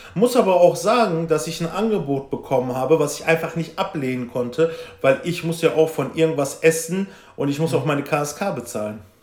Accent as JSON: {"language": "German", "town": "Velbert", "region": "North Rhine-Westphalia", "country": "Germany", "said": "ich komme ja aus Felbert für die, die es nicht wissen, das ist Kreis Mettmann im Bergischen Land"}